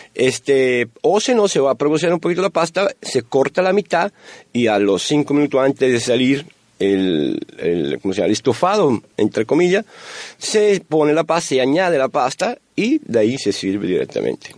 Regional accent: Italy; Spanish is a second language; moved away as an adult; now in Monterrey, Mexico; nosotros, italianos y también eh, mexicanos, somos latinos

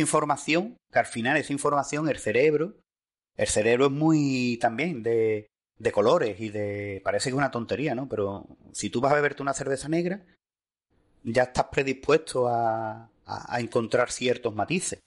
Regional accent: Seville, Andalusia, Spain; yo en mi casa, eh, en mi tierra

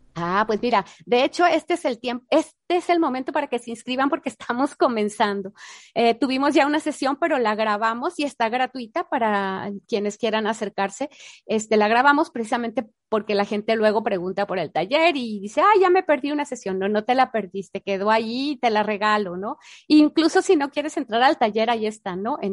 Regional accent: Mexico; yo soy mexicana

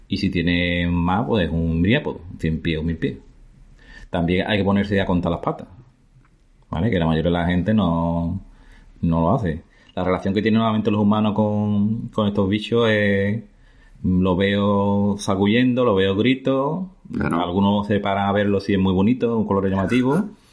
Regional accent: La Barca de la Florida, Andalusia, Spain; soy de la Barca de la Florida, que es un pueblo muy bonito, en la campiña de Jerez, en Cádiz. No, yo nací aquí, la verdad que viví, nací y viví en un pueblo

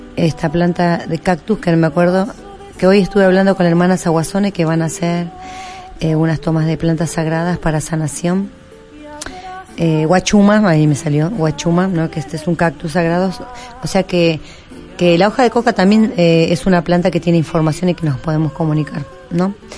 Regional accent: Perico, Jujuy, Argentina; yo tenía en mi casa allá en Jujuy, en Perico, yo soy de Perico

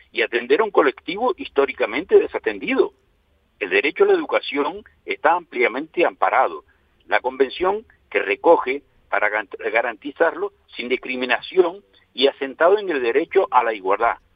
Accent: Canary Islands, Spain; Somos un 15% de la población. Tenemos legislados nuestros derechos y somos canarios como los demás.

